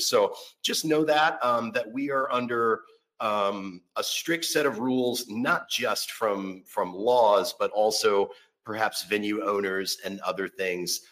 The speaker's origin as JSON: {"language": "English", "town": "Orlando", "region": "Florida", "country": "United States", "moved": "yes", "lives_now": "Seattle, United States", "said": "I'm originally from Orlando, Florida"}